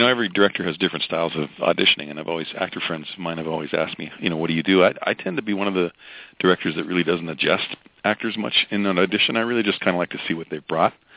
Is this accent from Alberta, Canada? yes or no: yes; Alberta, Canada; my hometown in Alberta